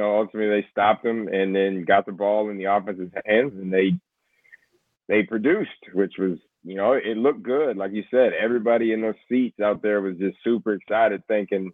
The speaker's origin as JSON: {"language": "English", "region": "West Texas", "country": "United States", "also_born_or_lived": "Houston, Texas", "said": "I'm from West Texas, but I lived in Houston for 5 years"}